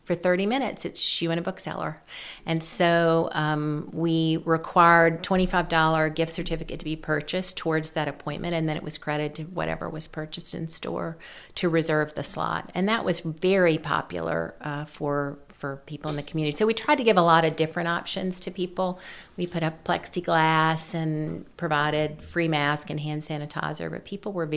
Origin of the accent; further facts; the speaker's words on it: Greenville, Mississippi, United States; moved away as an adult; also born or lived in Tennessee / Washington, D.C.; I grew up in Mississippi, and I went to school, the Mississippi Delta, Greenville, just north of Vicksburg on the river